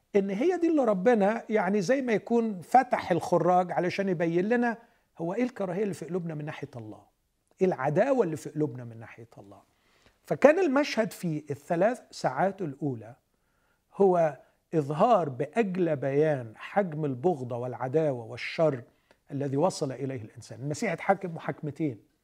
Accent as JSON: {"language": "Arabic", "region": "Alexandria Governorate", "country": "Egypt", "moved": "yes", "said": "أنا من اسكندرية"}